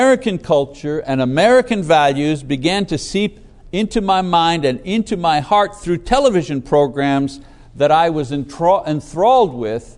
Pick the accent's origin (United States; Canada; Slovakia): Canada; Windsor, Ontario; born or raised there; also born or lived in Montreal, Quebec, Canada